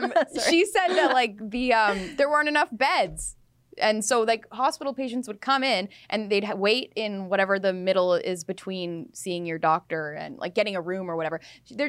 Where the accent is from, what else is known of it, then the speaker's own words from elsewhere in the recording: Abbotsford, British Columbia, Canada; I'm from Abbotsford, British Columbia, and to buy a house there in like the lower mainland, it's not nothing special. It's not on the Sunshine Coast. Like, I mean, it's a sweet little town